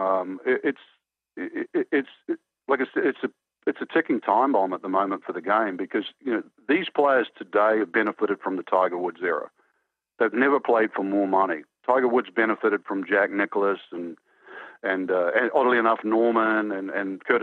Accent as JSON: {"language": "English", "country": "New Zealand", "tie": "born or raised there", "said": "I grew up in New Zealand"}